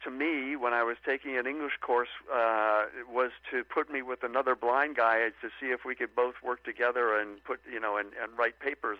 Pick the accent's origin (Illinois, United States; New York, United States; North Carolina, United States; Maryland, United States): Illinois, United States; north of Chicago; moved away as an adult; now in Virginia, United States; I grew up north of Chicago, so I'm a Midwesterner also, although we Carol and I have lived in the D.C. area, in Virginia mostly, for the past 40-odd years. But I grew up in north of Chicago and went to high school at Neutra High School